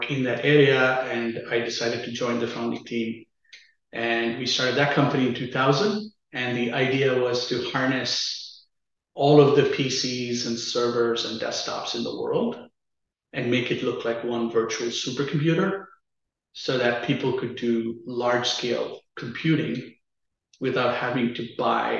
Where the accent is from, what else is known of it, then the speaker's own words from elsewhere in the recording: Chennai, Tamil Nadu, India; moved away as an adult; also born or lived in Austin, Texas; I grew up in a city called Chennai in the southern part of India